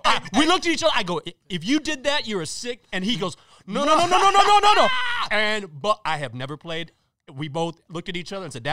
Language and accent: English; Breckenridge, Texas, United States; my hometown, Breckenridge, Texas, in 1982